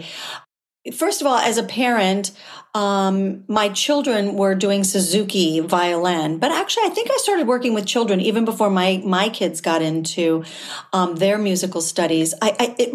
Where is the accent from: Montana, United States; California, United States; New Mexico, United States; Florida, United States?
California, United States; Southern; I grew up in Southern California near Disneyland